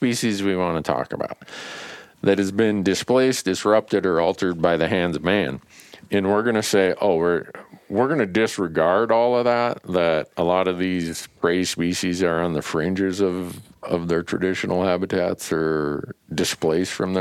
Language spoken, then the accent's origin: English; Montana, United States; my home state of Montana